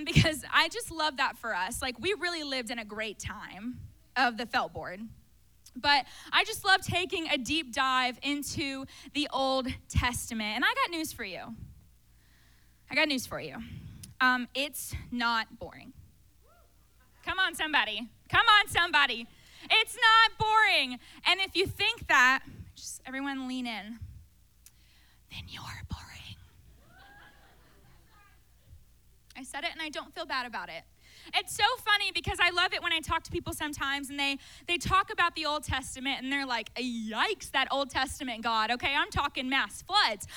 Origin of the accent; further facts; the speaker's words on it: Taylorsville, Kentucky, United States; I grew up in the First Baptist Church of Taylorsville, Kentucky